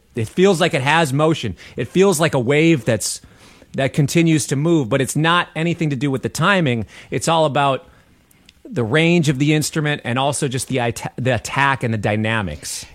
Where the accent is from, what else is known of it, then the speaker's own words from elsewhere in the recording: Minneapolis, Minnesota, United States; I grew up in Minneapolis. I'm a Minneapolis cat.